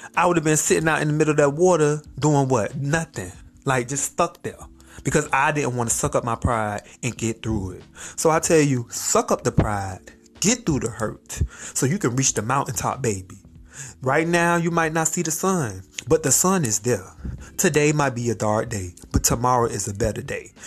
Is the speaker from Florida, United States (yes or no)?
yes; Miami, Florida, United States; also born or lived in Hawaii; I'm from Miami